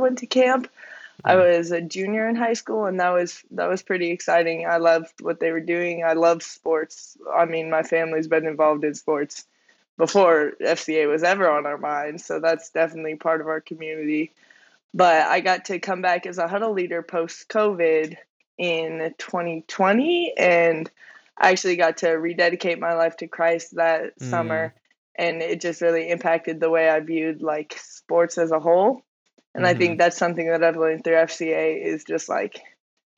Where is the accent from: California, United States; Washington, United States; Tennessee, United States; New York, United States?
Washington, United States; Anacortes; moved away as an adult; also born or lived in Iowa; now in Deerfield, United States; I grew up in Anacortes, Washington